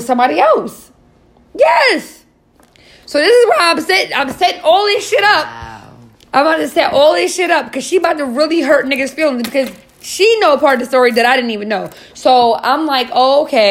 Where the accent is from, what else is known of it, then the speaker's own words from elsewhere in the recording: New York City, New York, United States; now in New Jersey, United States; I'm not from Jersey. I spend the majority of my time in New York because I'm from New York. Shout out to Queens.